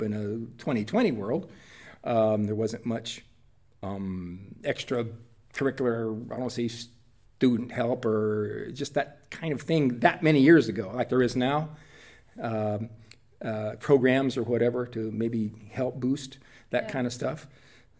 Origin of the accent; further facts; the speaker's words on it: Whitley County, Indiana, United States; I was born and raised in rural Whitley County, Indiana, in Washington Township.